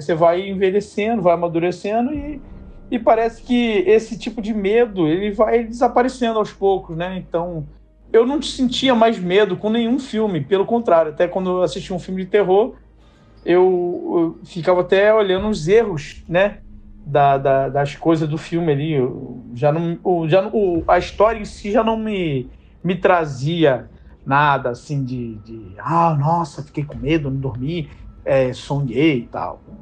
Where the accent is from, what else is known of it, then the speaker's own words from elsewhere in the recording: Rio de Janeiro, Brazil; Sou aqui do Rio de Janeiro, da Zona Oeste do Rio de Janeiro